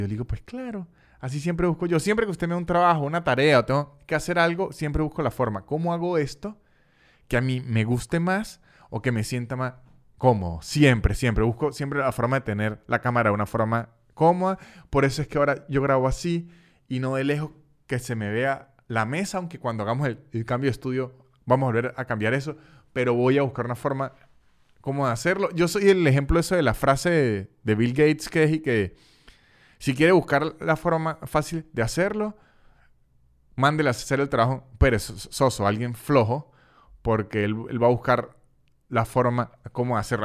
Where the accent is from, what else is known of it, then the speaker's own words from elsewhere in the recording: San Cristóbal, Táchira, Venezuela; now in Canada; de donde soy yo, de, San Cristóbal